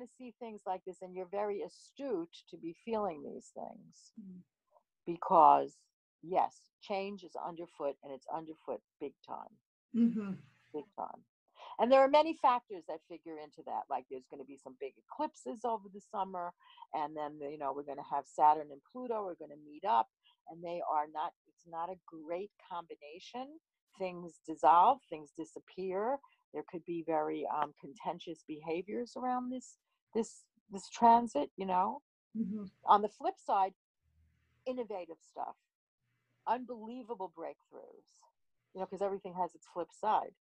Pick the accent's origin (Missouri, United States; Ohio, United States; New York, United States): New York, United States; New York City; I grew up in New York City